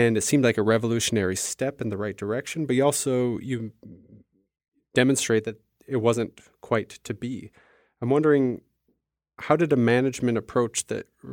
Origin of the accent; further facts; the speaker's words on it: Wisconsin, United States; I'm from Wisconsin